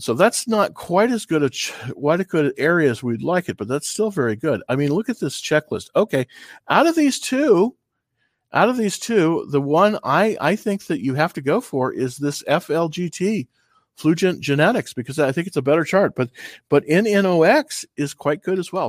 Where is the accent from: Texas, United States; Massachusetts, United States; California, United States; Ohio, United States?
California, United States; moved away; I'm from California originally